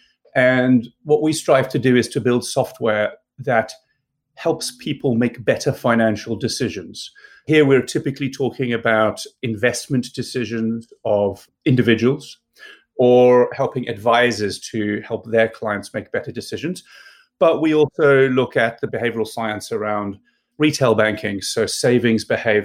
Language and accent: English; South Africa; moved away as an adult; I grew up in South Africa